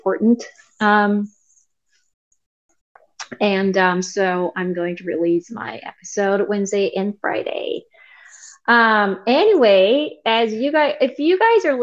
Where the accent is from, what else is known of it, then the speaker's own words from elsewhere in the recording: South Korea; English is a second language; now in United States; I'm from South Korea. Originally, I was born there and I was raised there, and I moved to United States